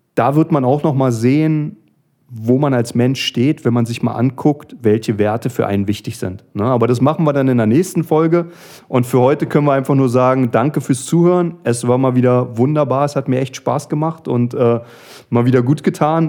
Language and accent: German; Berlin, Germany; wie man als Berliner sagt